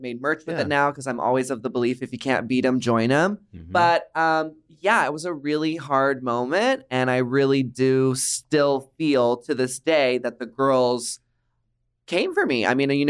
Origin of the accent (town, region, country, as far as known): Dallas, Texas, United States; now in Los Angeles, United States